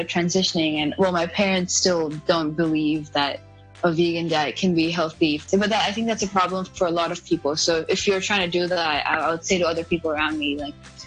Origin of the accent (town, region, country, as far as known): India; born or raised there; English is a second language; moved away